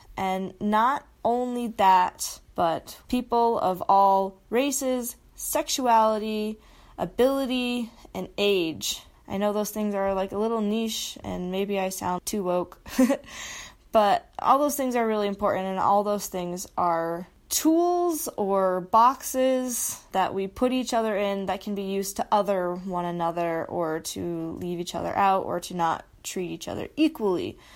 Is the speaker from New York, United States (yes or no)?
no; Utah, United States; I grew up in Utah, love it here